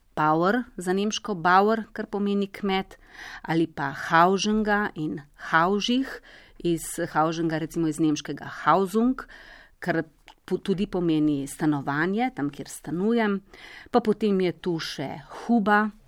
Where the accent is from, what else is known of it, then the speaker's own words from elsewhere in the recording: Slovenia; smo Slovenci